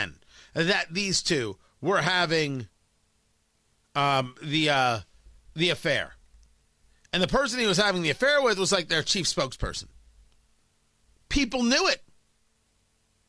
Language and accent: English; Middletown, New Jersey, United States; I grew up in Middletown, New Jersey